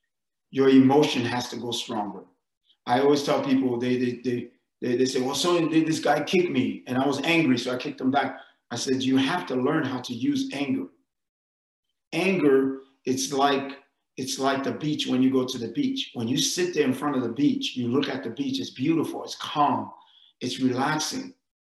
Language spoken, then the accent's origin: English; New York, United States; I mean, if you go and growing up in New York, we have fire hydrants.